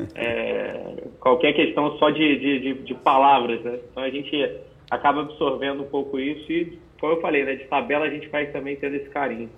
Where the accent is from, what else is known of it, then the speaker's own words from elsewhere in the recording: Rio de Janeiro, Brazil; moved away as an adult; also born or lived in Brasília, Distrito Federal; now in Santa Catarina, Brazil; eu nasci em Brasília, no Distrito Federal. É, e depois eu, com seis anos de idade aproximadamente, eu fui para o Rio de Janeiro, é, onde eu fiquei até os 25 anos, quando eu vim para Santa Catarina